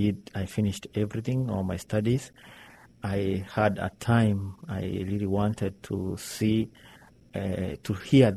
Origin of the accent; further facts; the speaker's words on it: Kenya; English is a second language; Let me say I was happy, and I thank God to give me a good family where I was born. Somehow, let me say, a middle class.